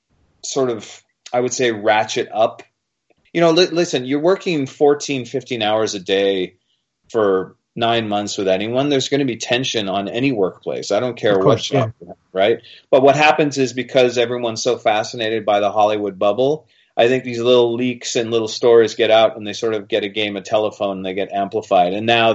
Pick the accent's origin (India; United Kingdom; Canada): United Kingdom; Wales; As a Welshman, I know about rolling the eyes at the monarchy.